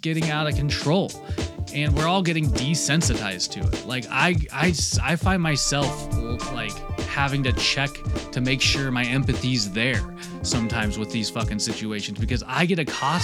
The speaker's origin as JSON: {"language": "English", "region": "Washington", "country": "United States", "tie": "born or raised there", "said": "Washington, my home state"}